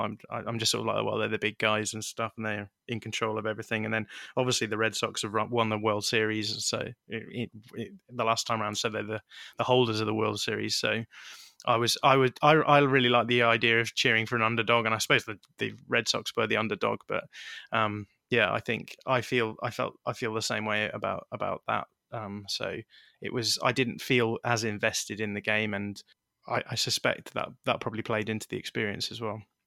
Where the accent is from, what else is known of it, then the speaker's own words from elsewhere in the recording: United Kingdom; for someone growing up in Britain